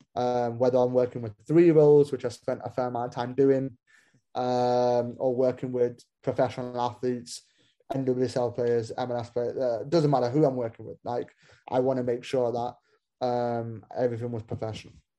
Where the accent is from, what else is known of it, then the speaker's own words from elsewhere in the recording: Manchester, North West England, United Kingdom; moved away as an adult; also born or lived in Kansas City, United States; now in Bloomington, United States; I was born in Manchester, uh, in England